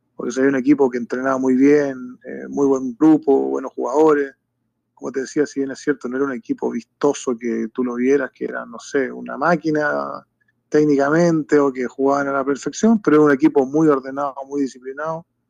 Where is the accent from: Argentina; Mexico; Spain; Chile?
Chile; Rancagua, O'Higgins; nosotros somos nacidos y criados acá en Rancagua